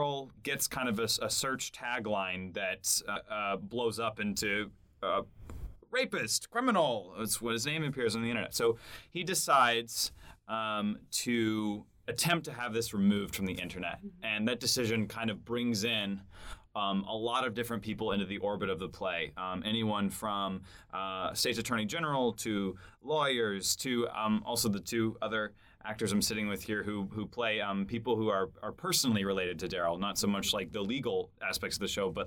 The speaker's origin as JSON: {"language": "English", "town": "Austin", "region": "Texas", "country": "United States", "said": "from Austin, Texas."}